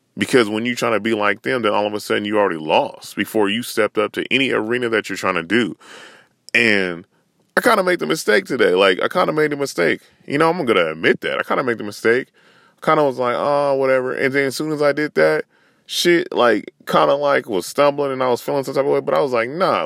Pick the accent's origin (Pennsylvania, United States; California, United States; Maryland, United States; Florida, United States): California, United States; Northern; I'm from Northern Cali